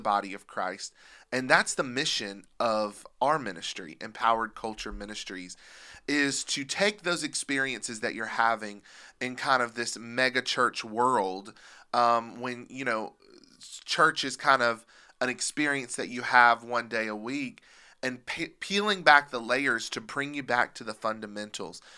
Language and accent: English; Pennsylvania, United States; I grew up in Pennsylvania, and I can remember seeing the Amish